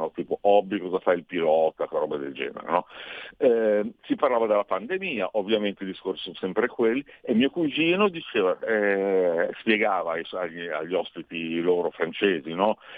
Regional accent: Bari, Apulia, Italy; moved away as an adult; now in Milan, Italy; però vengo da Bari, eh, son, son, mi sono trasferito qui a, 20, a 30 anni, e adesso ne ho 50, io rimango uno che si mangia il polpo crudo

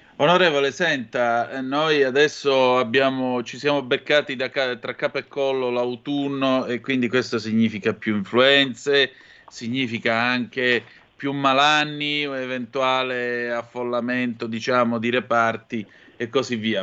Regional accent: Calabria, Italy; Io vengo dalla Calabria, come puoi intuire

